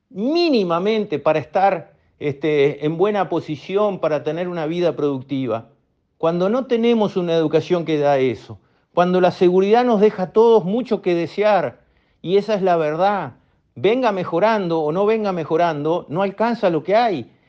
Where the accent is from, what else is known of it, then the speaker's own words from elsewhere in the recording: Uruguay; miren dónde tenemos que poner la plata como uruguayos.